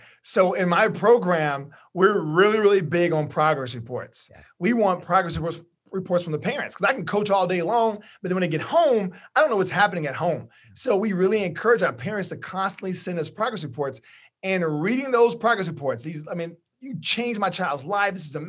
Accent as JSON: {"language": "English", "town": "Orange", "region": "Texas", "country": "United States", "said": "I'm from Orange, Texas, which is very close to Louisiana, yeah."}